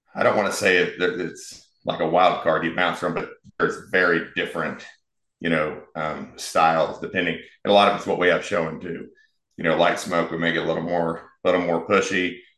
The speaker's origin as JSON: {"language": "English", "town": "Wichita", "region": "Kansas", "country": "United States", "tie": "born or raised there", "also_born_or_lived": "Florida", "moved": "as an adult", "said": "born and raised in Wichita, so wanted to eventually come back"}